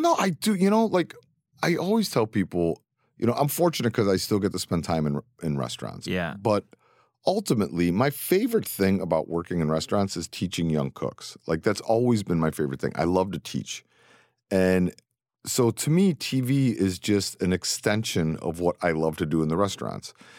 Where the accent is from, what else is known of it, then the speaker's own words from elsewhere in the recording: Cleveland, Ohio, United States; also born or lived in New York City; now in New York, United States; born and raised in Cleveland